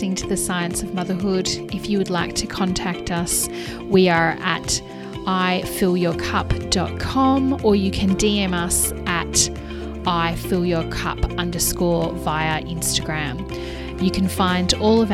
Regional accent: Hobart, Tasmania, Australia; my hometown

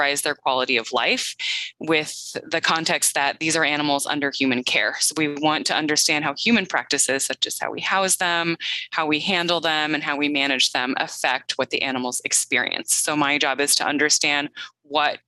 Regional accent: Midwest, United States; moved away as an adult; also born or lived in US East Coast / US West Coast / Canada; now in Madison, United States; I grew up in the Midwest, and I'm happy to call that home again, although I have lived on both coasts of the U.S. as well as in Canada

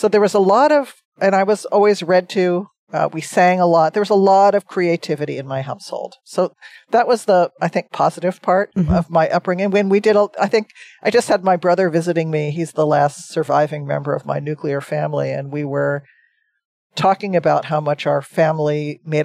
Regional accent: New Jersey, United States; I grew up in New Jersey on the East Coast.

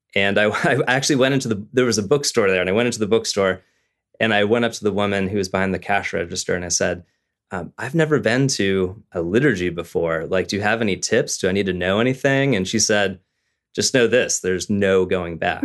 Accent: Southern California, United States; I was raised in Southern California

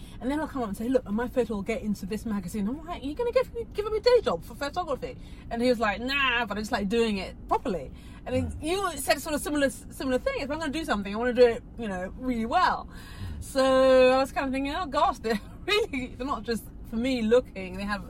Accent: England, United Kingdom; born there; I'm born in England to Nigerian parents.

